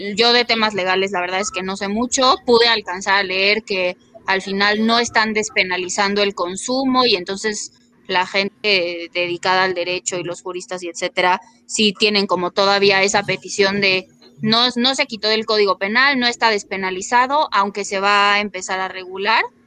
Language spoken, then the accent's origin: Spanish; Mexico; somos un país que se caracteriza por el narcotráfico